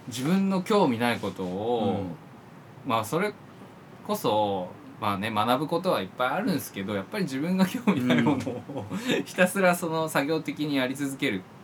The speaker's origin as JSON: {"language": "Japanese", "region": "Yamanashi", "country": "Japan", "tie": "born or raised there", "moved": "yes", "said": "僕山梨さっきも言ったんですけど地元山梨で"}